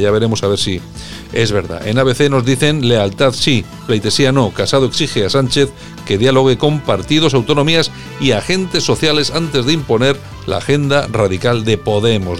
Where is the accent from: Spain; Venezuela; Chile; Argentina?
Spain